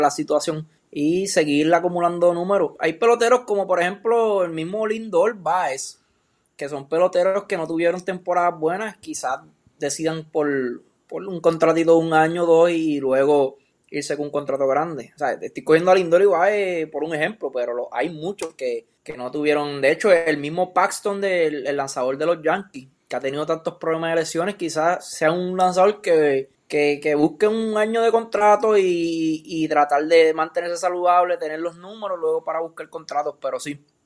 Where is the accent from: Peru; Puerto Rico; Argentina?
Puerto Rico; como puertorriqueño